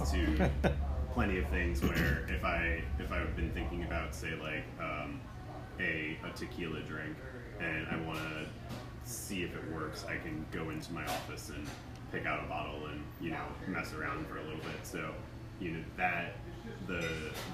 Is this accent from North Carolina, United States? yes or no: no; New Jersey, United States; moved away as an adult; also born or lived in New York City; now in Greenville, United States; I grew up in New Jersey